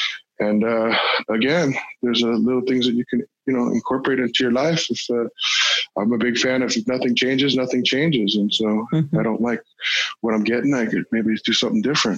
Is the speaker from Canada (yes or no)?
no; Hollywood, California, United States; And growing up in Hollywood is tough, because everybody's an actor, right?